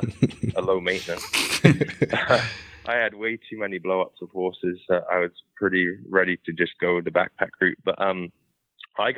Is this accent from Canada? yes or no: yes; Canada; me being a Canadian